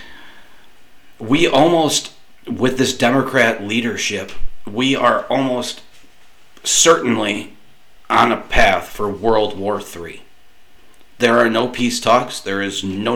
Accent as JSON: {"language": "English", "country": "United States", "said": "as an American taxpayer"}